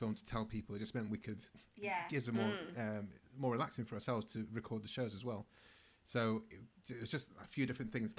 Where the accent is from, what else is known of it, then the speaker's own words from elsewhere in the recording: Manchester, North West England, United Kingdom; also born or lived in Bergen; I'm from Manchester